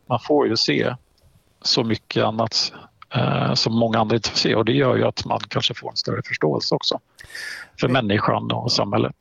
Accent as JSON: {"language": "Swedish", "region": "Halland County", "country": "Sweden", "tie": "born or raised there", "moved": "as an adult", "lives_now": "Östersund, Sweden", "said": "jag är en hallänning i, i grund och botten, född och mm. uppvuxen på västkusten"}